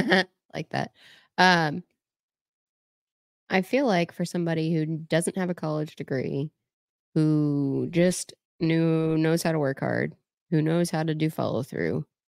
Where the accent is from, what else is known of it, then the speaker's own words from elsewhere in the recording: the South, United States; I'm from the South.